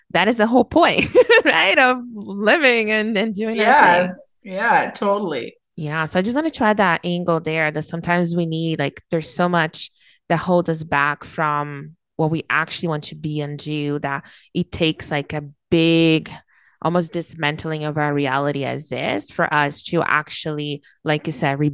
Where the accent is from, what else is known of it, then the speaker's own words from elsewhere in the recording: Brazil; now in Canada; I was born and raised in Brazil